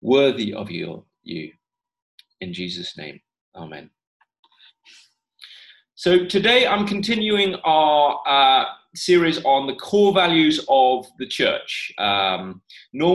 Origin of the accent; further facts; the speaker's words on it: London, United Kingdom; when I was a teenager growing up in the Chinese church in London